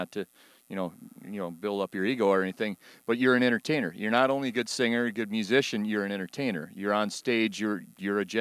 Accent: Rochester, United States; my hometown here in Rochester

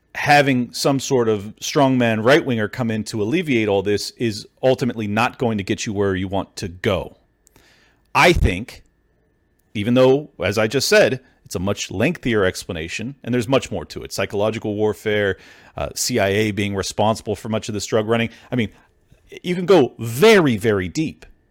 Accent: San Diego, California, United States; I'm a California born and raised native for thirty-five plus years

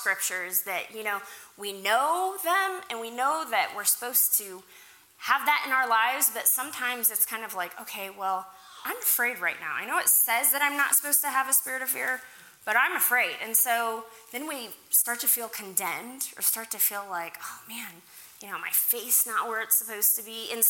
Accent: Kentucky, United States; born there; also born or lived in Oklahoma / Africa; I was born in Kentucky. We moved to Oklahoma, and then my family went to Africa to be missionaries.

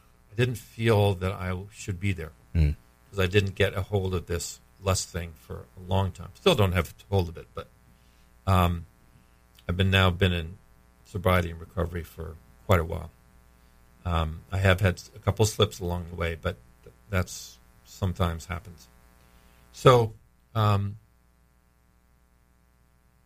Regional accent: New England, United States; moved away as an adult; also born or lived in Virginia / Massachusetts / Pennsylvania; now in Florida, United States; I grew up in New England

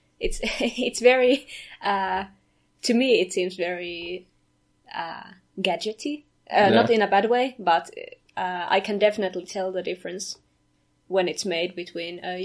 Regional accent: Finland; now in Kajaani, Finland; we are both from Finland, from Kajaani currently, northern part of Finland

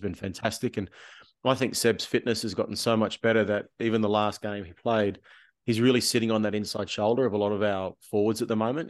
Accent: Canberra, Australian Capital Territory, Australia; growing up in Canberra playing rugby league

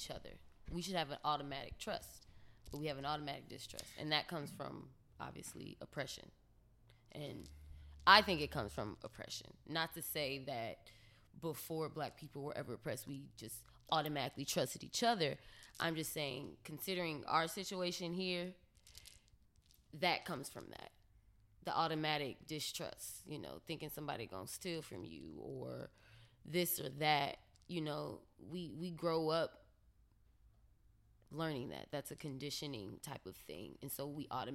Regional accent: Ohio, United States; now in Los Angeles, United States; we from Ohio

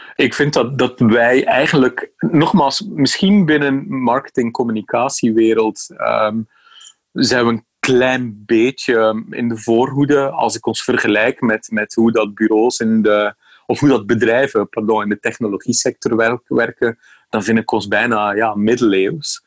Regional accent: Bruges, Flanders, Belgium; now in Amsterdam, Netherlands; Mijn, mijn accent verraadt iets anders. Hè. Ik eh, ben opgegroeid in de buurt van Brugge in België.

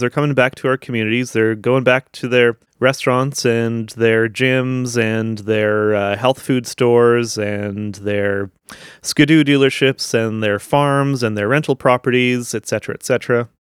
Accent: Niverville, Manitoba, Canada; Where I grew up in Niverville, there's, like, I think there was, like, eight churches when I was growing up there.

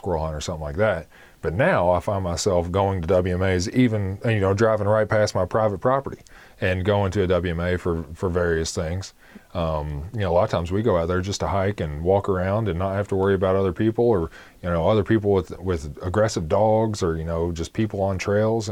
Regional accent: Shelby County, Kentucky, United States; also born or lived in Madison County, Kentucky / Franklin County, Kentucky / Jefferson County, Kentucky / Richmond; I was born and raised in Shelby County, lived in Madison County, Franklin County, and Jefferson County.

